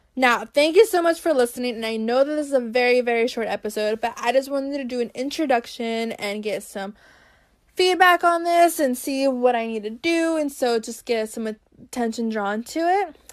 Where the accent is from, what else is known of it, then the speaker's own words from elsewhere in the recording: Brazil; now in United States; I was born in Brazil, and now I live in the U S.